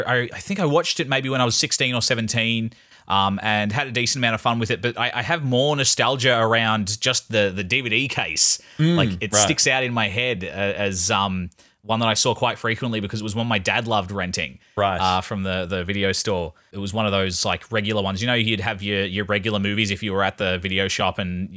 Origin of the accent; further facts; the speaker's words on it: Australia; I'm an Australian.